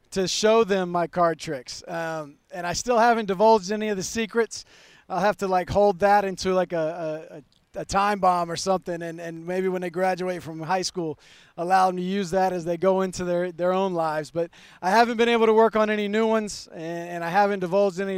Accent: Montana, United States; I'm from Montana

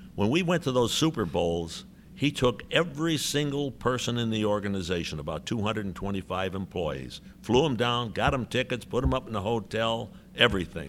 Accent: Chicago, Illinois, United States; moved away; my hometown

